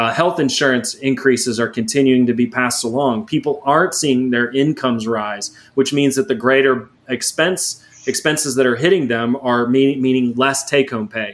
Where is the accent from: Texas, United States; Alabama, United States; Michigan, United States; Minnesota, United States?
Texas, United States; Houston; growing up in Houston